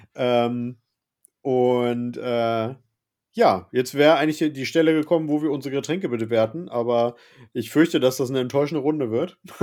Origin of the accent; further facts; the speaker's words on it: Northern Germany, Germany; bei uns im Norden hier